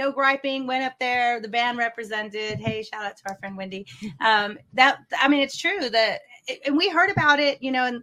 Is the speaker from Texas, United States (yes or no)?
yes; Austin, Texas, United States; I'm from Austin. I grew up in Austin, Texas